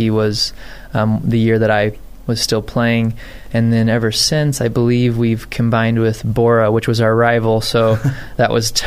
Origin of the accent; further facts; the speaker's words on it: Boise, Idaho, United States; I grew up here in Boise